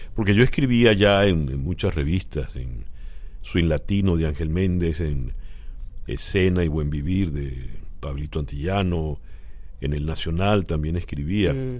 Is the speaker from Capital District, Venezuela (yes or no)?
yes; Caracas, Capital District, Venezuela; also born or lived in Mexico; desde que llegué, llegué a Caracas. Y yo lo que soy es caraqueño